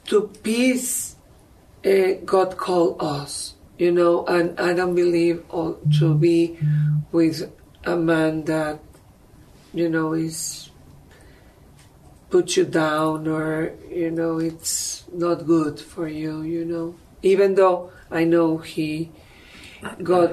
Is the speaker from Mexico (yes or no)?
yes; Mexico; moved away; I am from Mexico